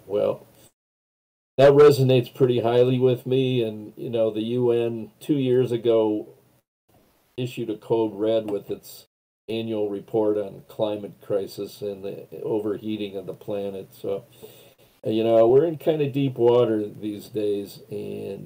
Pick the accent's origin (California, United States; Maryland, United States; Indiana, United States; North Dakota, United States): North Dakota, United States; Western Dakota; now in Minneapolis, United States; where I grew up out in Western Dakota